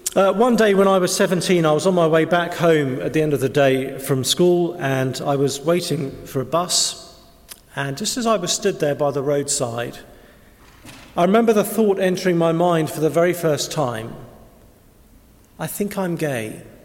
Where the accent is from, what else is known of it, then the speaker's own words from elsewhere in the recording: England, United Kingdom; we're English